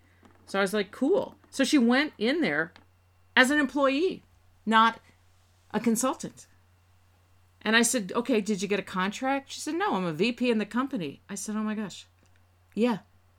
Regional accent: New Jersey, United States; I'm cynical. I'm from Northern New Jersey. That's not to say we're all cynical

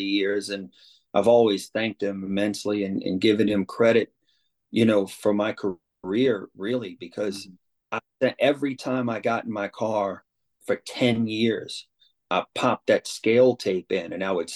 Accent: New Orleans, Louisiana, United States; I grew up in New Orleans East

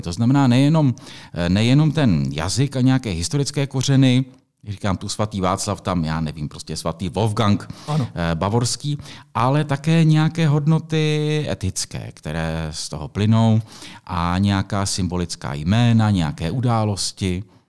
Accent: Písek, South Bohemian Region, Czechia; já jsem vyrůstal v Písku

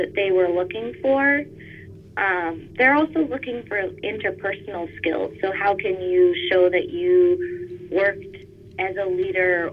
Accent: Boston, Massachusetts, United States; moved away as an adult; now in Los Angeles, United States; I grew up in the Boston area, but had a lot of family on the West Coast.

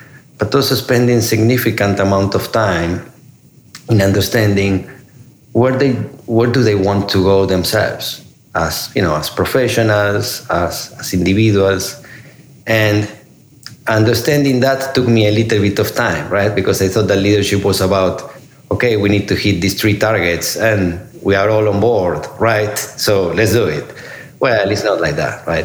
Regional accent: Argentina; moved away as an adult; also born or lived in Italy / Singapore / China / India; now in United States; I'm originally from Argentina. I came to the U.S. 20 years ago

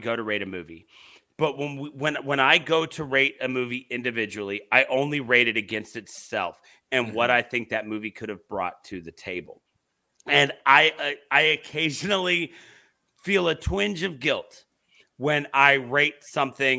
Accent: Virginia Beach, Virginia, United States; I grew up in Virginia Beach, Virginia

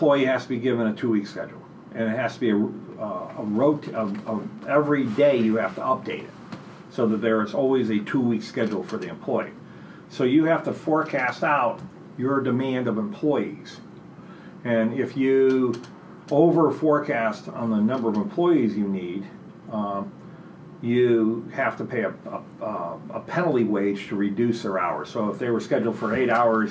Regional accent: outside of Buffalo, Rochester, New York, United States; now in Portland, United States; I grew up outside of Buffalo, Rochester, mm-hmm. on a very rural part of the state

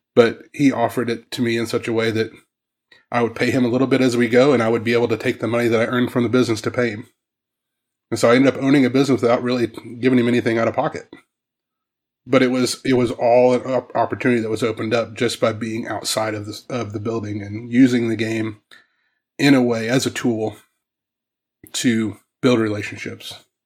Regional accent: Southwest Missouri, United States; moved away; also born or lived in Ohio; I grew up in Southwest Missouri.

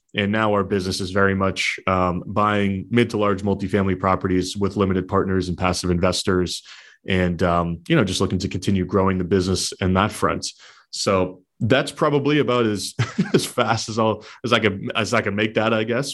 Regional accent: southern New Hampshire, United States; born and raised in New Hampshire, so southern New Hampshire by the Massachusetts border

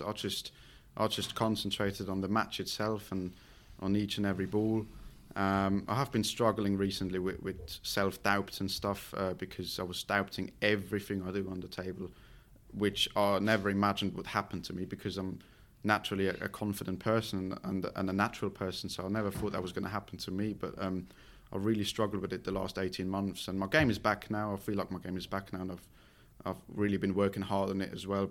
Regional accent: Switzerland; English is a second language

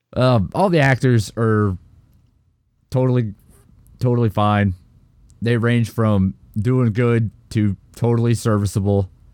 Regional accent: United States; as an American

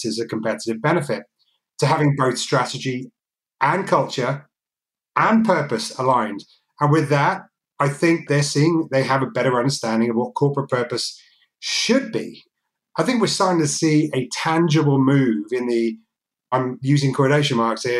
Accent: United States; also born or lived in Wales; I'm American, I'm also Welsh

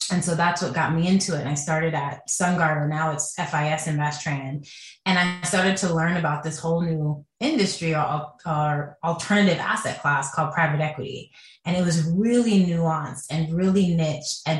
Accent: Jamaica; now in United States; and we come from Jamaica, which is a cash country.

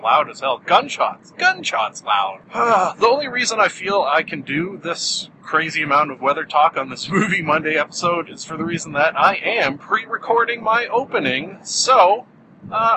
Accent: Canada; I'm Canadian

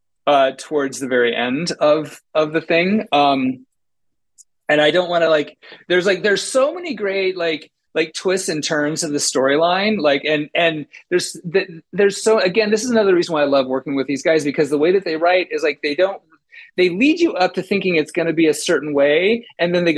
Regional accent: United States; I'm an American

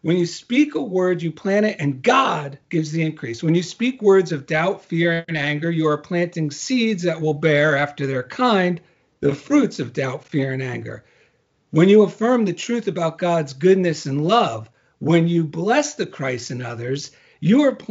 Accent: New Jersey, United States; now in Culver City, United States; I'm from New Jersey

